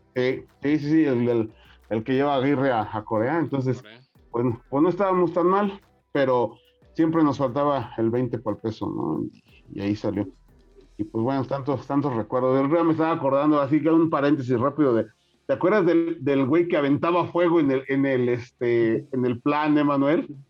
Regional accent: San Luis Potosí, Mexico; yo de niño me tocó eso en Morales, el río Santiago. Bueno, yo conocí San Luis en el boulevard del río Santiago cuando yo era niño

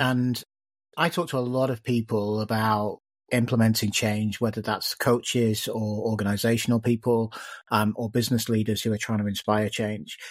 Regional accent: the Northwest, North West England, United Kingdom; I was growing up in the Northwest

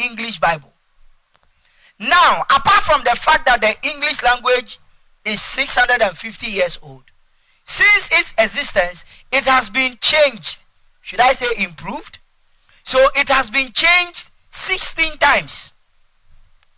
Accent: Ashanti, Ghana; English is a second language; I'm an Ashanti from the Ashanti tribe

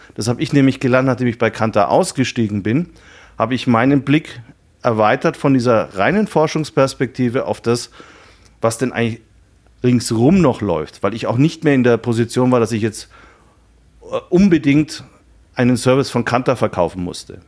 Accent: Nuremberg, Bavaria, Germany; also born or lived in Munich; Ich bin äh, äh, in Nürnberg geboren, habe da eine Banklehre gemacht

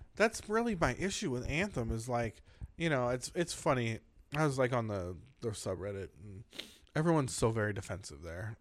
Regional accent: San Diego, California, United States; I grew up in San Diego

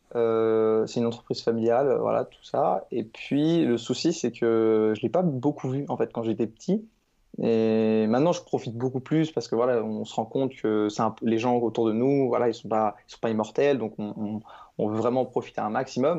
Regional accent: Caen, Normandy, France; je suis de Caen en Normandie

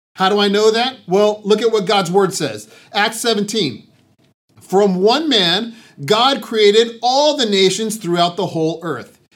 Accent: San Diego, California, United States; moved away; Both Janelle and I grew up in San Diego

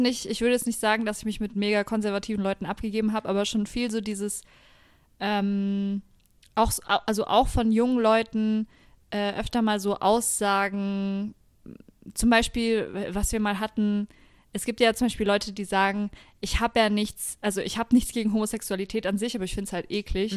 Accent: Franconia, Bavaria, Germany; now in Nuremberg, Germany; ich bin zwar in Franken geboren und aufgewachsen, aber ich fühle mich überhaupt nicht als Fränkin

